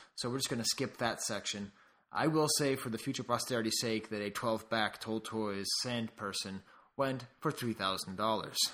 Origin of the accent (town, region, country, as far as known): United States